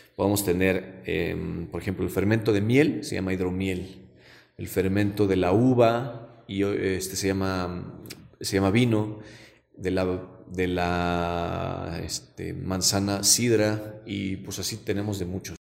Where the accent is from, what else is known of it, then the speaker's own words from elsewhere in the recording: Zinacantepec, State of Mexico, Mexico; yo soy de Sinacantepec y tenía un tío abuelo que se dedicaba a la barbacoa y el pulque